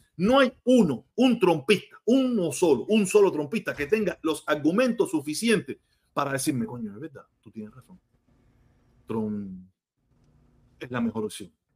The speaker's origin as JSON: {"language": "Spanish", "country": "Cuba", "tie": "born or raised there", "moved": "yes", "lives_now": "United States", "said": "mi país natal"}